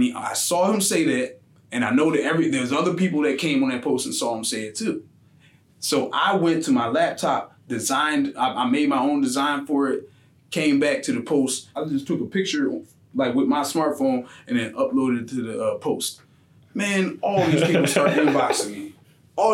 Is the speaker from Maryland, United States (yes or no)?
no; Philadelphia, Pennsylvania, United States; also born or lived in Yeadon, Pennsylvania; I was born in Philly, but then my family, we moved to Yaden